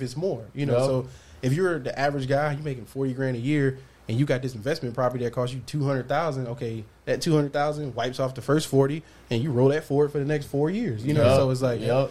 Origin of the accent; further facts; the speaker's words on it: Detroit, Michigan, United States; I grew up in Detroit, inner city